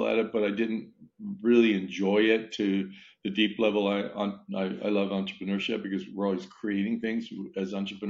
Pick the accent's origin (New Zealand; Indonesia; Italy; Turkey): Italy; moved away; I was born and raised in Italy